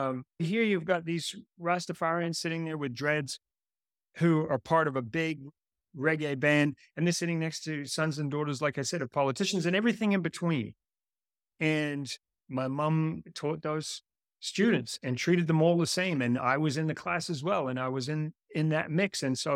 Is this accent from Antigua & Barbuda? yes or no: yes; Antigua & Barbuda; And growing up in Antigua, I was a bit of a free spirit. I used to ride my bicycle all over the island.